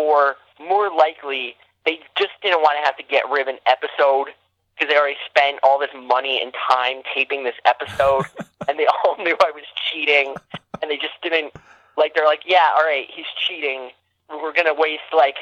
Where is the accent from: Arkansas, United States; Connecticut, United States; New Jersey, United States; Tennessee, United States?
New Jersey, United States; outside Newark; I literally grew up, like, one town away from Newark, New Jersey